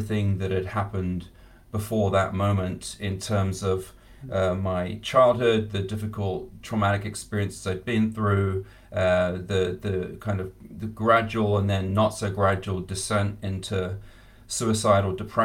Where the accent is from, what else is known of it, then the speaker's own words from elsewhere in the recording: England, United Kingdom; I grew up in England